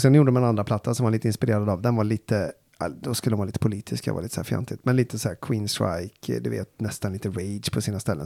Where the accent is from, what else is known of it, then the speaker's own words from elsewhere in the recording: Falköping, Västra Götaland, Sweden; jag är från Falköping